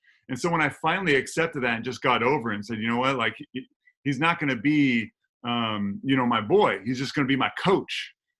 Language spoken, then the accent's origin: English; Glendora, California, United States; I was born and raised in Glendora. I didn't move there. I was there my whole life.